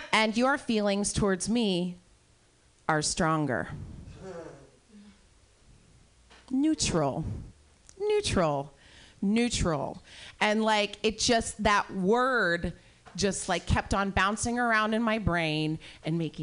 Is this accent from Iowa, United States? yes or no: yes; Iowa, United States; I'm from Iowa